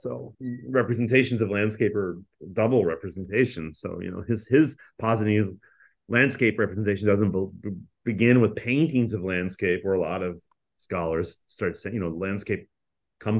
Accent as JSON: {"language": "English", "town": "Columbia", "region": "Illinois", "country": "United States", "tie": "born or raised there", "said": "We had hoops in Columbia, Illinois, where I grew up, in the public park"}